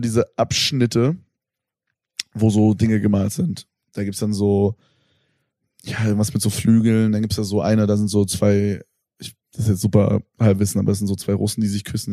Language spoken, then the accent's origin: German; Germany; ich komme halt aus Berlin